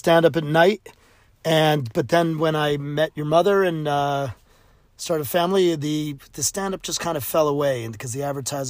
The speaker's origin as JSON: {"language": "English", "town": "New Haven", "region": "Connecticut", "country": "United States", "tie": "born or raised there", "said": "growing up in New Haven, Yale was right 20 minutes away from where I grew up"}